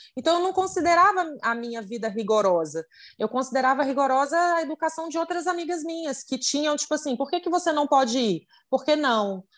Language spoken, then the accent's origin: Portuguese; Vitória, Espírito Santo, Brazil; sou de Vitória no Espírito Santo